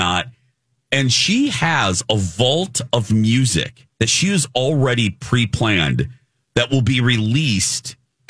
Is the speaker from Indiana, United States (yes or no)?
yes; Indiana, United States; moved away; My home state, yes.